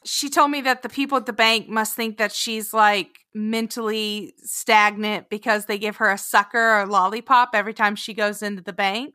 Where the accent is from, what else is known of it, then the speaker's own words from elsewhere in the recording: Sterling, Oklahoma, United States; moved away; my hometown of Sterling, Oklahoma.